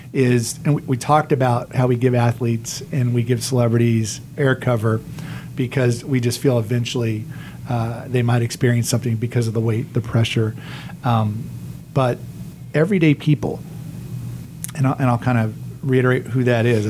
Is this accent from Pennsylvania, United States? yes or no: no; Oklahoma, United States; moved away as an adult; also born or lived in Missouri; now in Tampa, United States; I grew up in Oklahoma, the Midwest